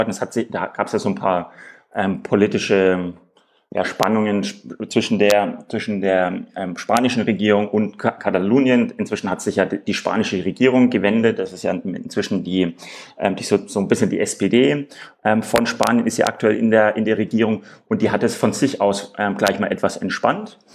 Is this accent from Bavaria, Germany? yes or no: yes; Nuremberg, Bavaria, Germany; Ich komme ursprünglich aus Nürnberg.